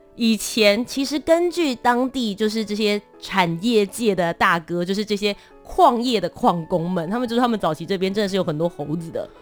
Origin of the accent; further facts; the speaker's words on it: New Taipei, Taiwan; also born or lived in Kaohsiung; 我本身呢是在高雄出生，然后小学之后我就搬到了新北市